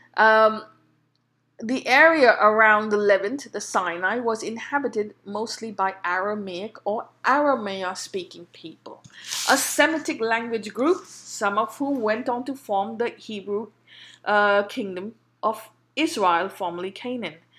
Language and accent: English; India